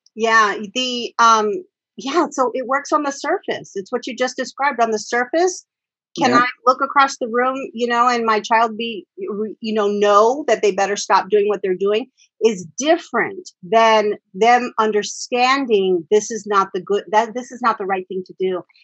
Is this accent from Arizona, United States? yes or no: yes; Phoenix, Arizona, United States; I grew up in South Phoenix and um, most of my time in South Phoenix